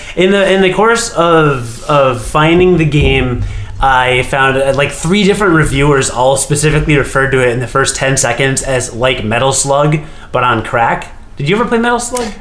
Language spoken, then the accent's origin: English; United States; I'm an American